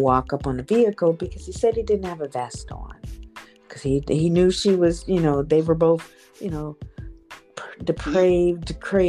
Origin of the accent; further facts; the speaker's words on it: Canton, Ohio, United States; I'm from Canton, Ohio. Born and raised.